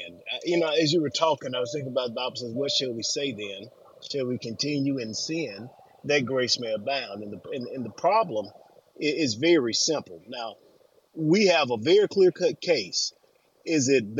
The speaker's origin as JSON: {"language": "English", "region": "Alabama", "country": "United States", "said": "I'm from Alabama."}